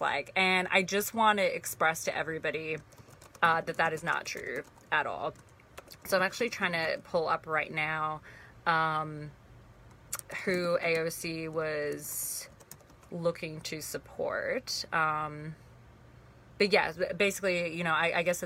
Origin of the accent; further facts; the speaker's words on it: Sydney, New South Wales, Australia; moved away; also born or lived in Torrance, California, United States; I was born in Los Angeles in Torrance, California, but I grew up most of my life in Sydney, Australia. Not in the city, but actually pretty far out, but I grew up in Australia.